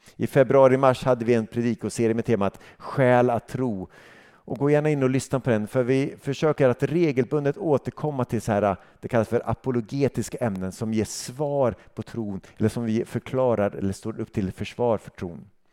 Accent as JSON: {"language": "Swedish", "country": "Sweden", "said": "som svensk"}